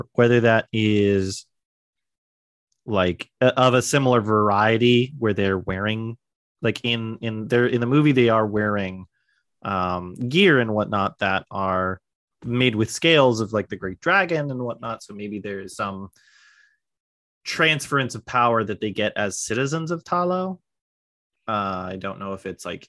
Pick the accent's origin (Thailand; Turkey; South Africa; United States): United States; being like a shitty American